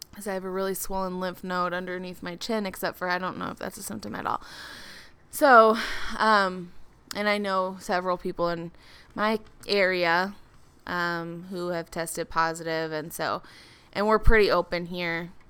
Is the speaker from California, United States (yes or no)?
no; Minneapolis, Minnesota, United States; I'm from the Minneapolis area